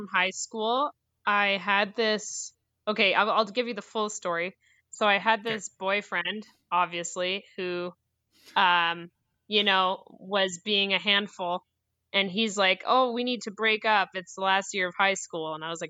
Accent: Port Hardy, British Columbia, Canada; moved away as an adult; also born or lived in North Vancouver / Squamish; now in Whitehorse, Canada; I'm originally from Vancouver. Born in North Vancouver and spent a majority of my years between Squamish and Port Hardy, Vancouver Island.

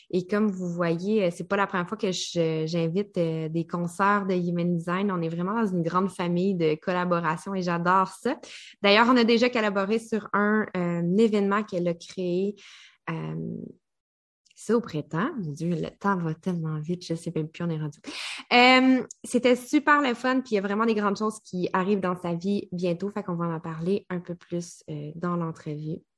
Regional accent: Quebec, Canada

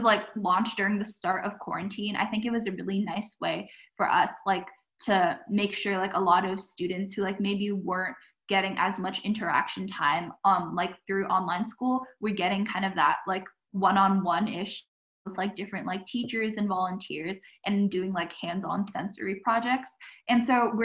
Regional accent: Saratoga, California, United States; I'm from Saratoga City in California

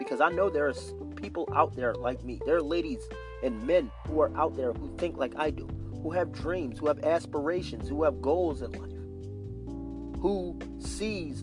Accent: Philadelphia, Pennsylvania, United States; moved away; when I lived in Philadelphia, Pennsylvania

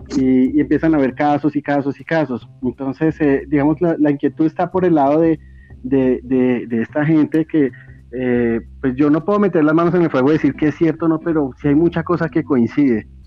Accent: Bogotá, Colombia; yo soy, yo soy de Bogotá, Colombia

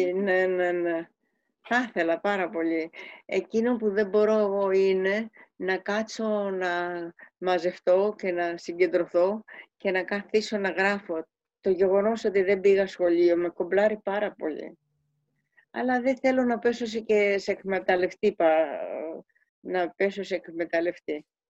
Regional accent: Kefalonia, Ionian Islands, Greece; moved away; also born or lived in Switzerland; Φεύγω από την κεφαλονιά

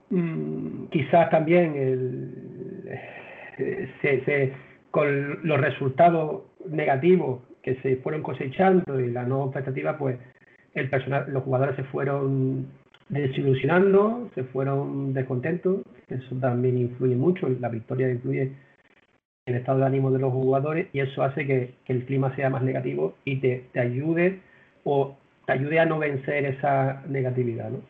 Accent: Las Palmas, Canary Islands, Spain; now in Málaga, Spain; yo vengo de Las Palmas, allí ya entrenaba hace bastante tiempo a, un equipo senior y desde hace ya aquí 20 años, desde que estoy viviendo en, Málaga

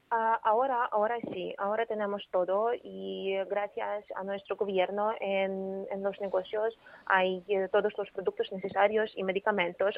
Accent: Ukraine; Spanish is a second language; also born or lived in Kropyvnytskyi / Kyiv; aquí en mi estado, en mi país, en Ucrania

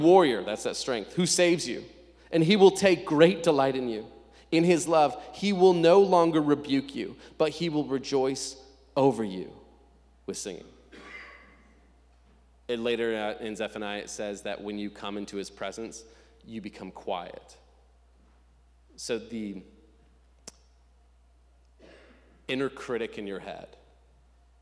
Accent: Nebraska, United States; moved away; I'm from Nebraska, and every summer I vacation for about 2 weeks in Lincoln, Nebraska

